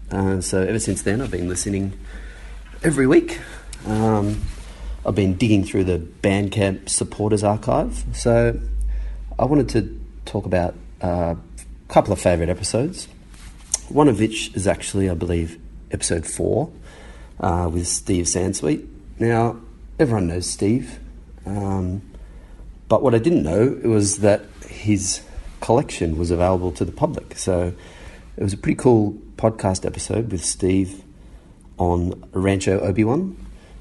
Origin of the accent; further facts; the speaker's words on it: Australia; growing up in Australia